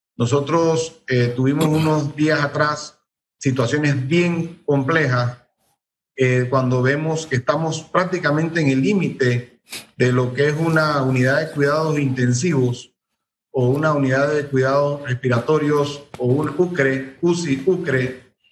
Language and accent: Spanish; Chiriquí, Panama; como chiriscanos que somos